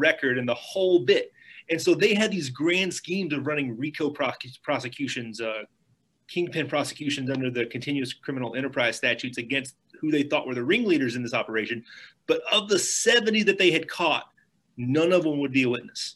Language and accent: English; Lebanon, Kentucky, United States; now in Louisville, United States; I'm from Lebanon, Kentucky in Marion County